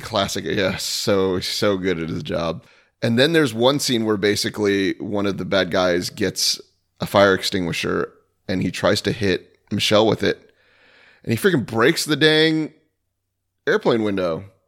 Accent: Daytona Beach, Florida, United States; me growing up around Daytona

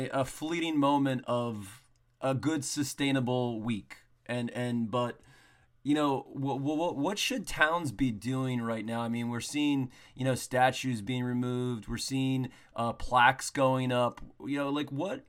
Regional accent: Ewing, New Jersey, United States; I'm from Ewing.

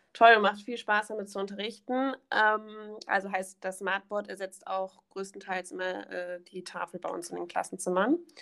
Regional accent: Königswinter, North Rhine-Westphalia, Germany; Aus Königswinter

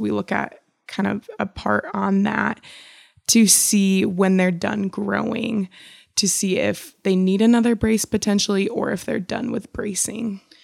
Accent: Michigan, United States; moved away as an adult; also born or lived in Chicago; now in Washington, United States; I'm actually from Michigan

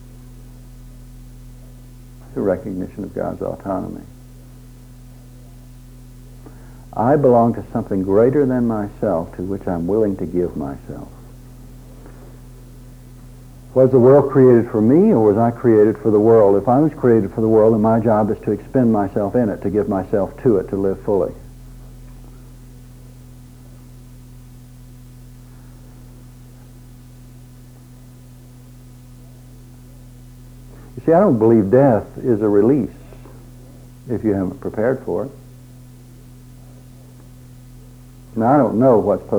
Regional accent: Drumright, Oklahoma, United States; I grew up in a small town in Oklahoma

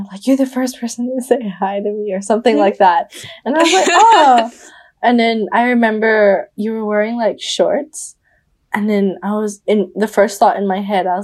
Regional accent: Bali, Indonesia; moved away; I'm from Indonesia, I'm from Bali

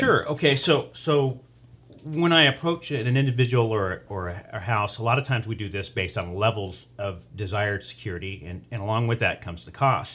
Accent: Taft, California, United States; now in Bakersfield, United States; born and raised in Taft. uh, moved to Bakersfield in ninety-one

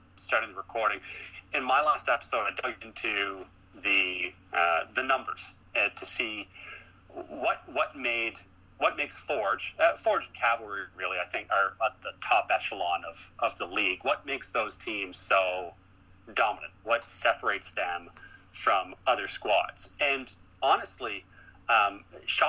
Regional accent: Halifax, Nova Scotia, Canada; I'm from Halifax

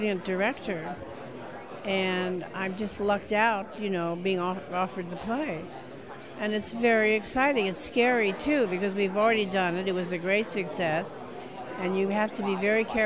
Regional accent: Corpus Christi, Texas, United States; I come from Texas. Corpus Christi

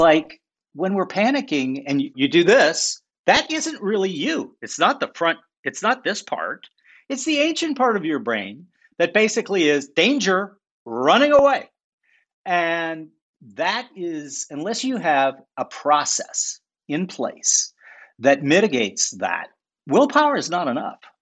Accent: St. Paul, Minnesota, United States; I grew up in St. Paul, Minnesota.

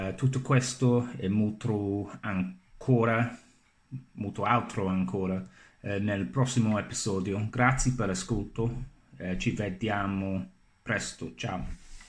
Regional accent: England, United Kingdom; Italian is a second language; sono inglese e sto imparando la lingua italiana da circa 4 eh, anni

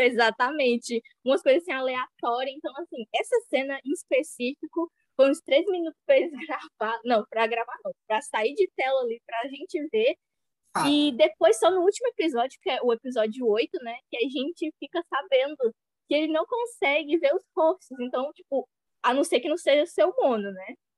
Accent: Ceará, Brazil; E eu sou do Ceará

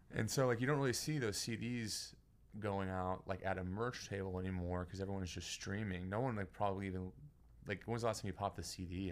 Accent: Beaumont, Texas, United States; now in Houston, United States; I grew up in Beaumont and then moved to Houston when I was, like, twenty-three

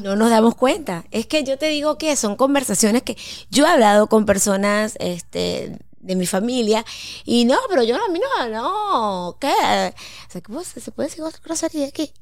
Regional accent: Mérida, Venezuela; moved away; cuando yo vivía en Mérida, que yo soy de Mérida

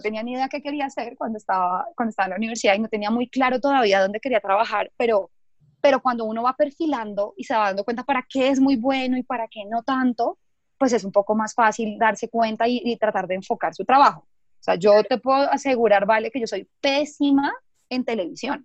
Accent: Bogotá, Colombia; soy de Bogotá

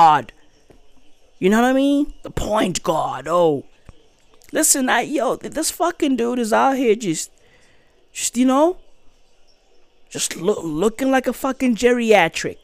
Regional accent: South Africa; I'm a South African

